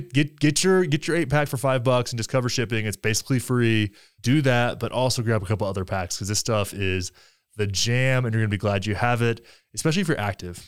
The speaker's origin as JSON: {"language": "English", "town": "Graham", "region": "Texas", "country": "United States", "tie": "born or raised there", "said": "my hometown of Graham, Texas"}